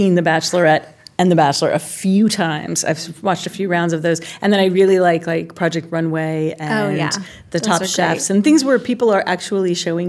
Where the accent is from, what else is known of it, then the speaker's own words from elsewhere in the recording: Southern California, United States; I grew up in Southern California, so I knew surfers